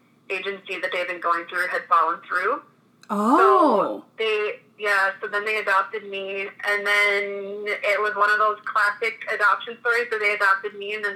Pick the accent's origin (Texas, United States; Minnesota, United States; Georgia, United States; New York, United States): Minnesota, United States; Lino Lakes; also born or lived in Fridley, Minnesota / Coon Rapids, Minnesota; I was born in Fridley, Minnesota, and adopted at 1 month old by my parents who live in Lionel Lakes. So, I didn't move, honestly, geographically all that far. I spent the first 18 years of my life in Lionel Lakes with my parents, but now I'm 31 and I live in Coon Rapids